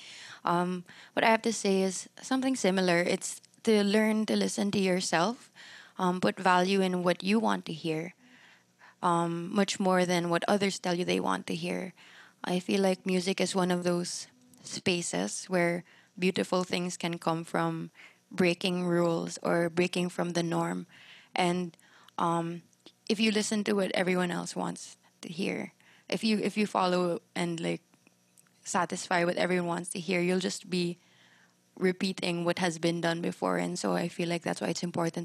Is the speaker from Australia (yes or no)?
no; Philippines; what we think makes us Filipino